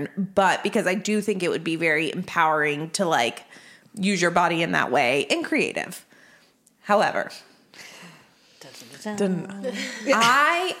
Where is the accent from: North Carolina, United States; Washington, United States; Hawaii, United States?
North Carolina, United States; High Point; I'm from High Point, North Carolina